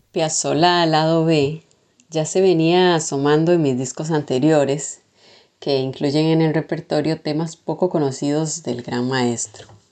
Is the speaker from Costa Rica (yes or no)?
yes; Costa Rica; now in Buenos Aires, Argentina; mi casa, en mi país, en Costa Rica